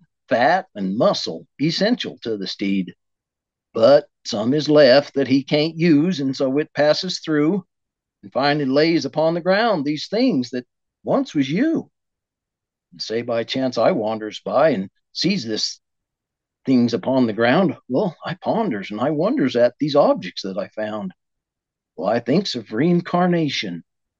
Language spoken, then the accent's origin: English; northern Wyoming, United States; moved away; I was born and raised in Wyoming, northern Wyoming to be exact.